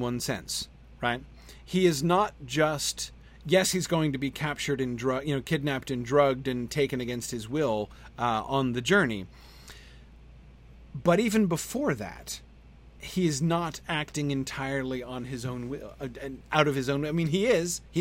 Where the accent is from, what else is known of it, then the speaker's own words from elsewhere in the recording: United States; as an American